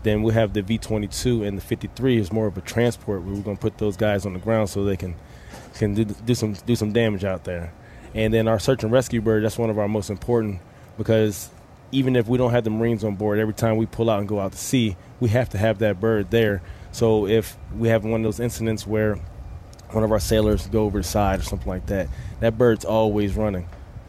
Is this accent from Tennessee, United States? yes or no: no; Baltimore, Maryland, United States; also born or lived in Richmond, Virginia; I'm from Baltimore, Maryland. Baltimore, Maryland, up the hill.